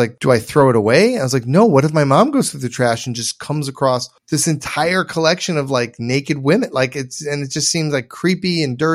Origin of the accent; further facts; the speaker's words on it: suburban Detroit, Michigan, United States; I grew up in Michigan. So suburban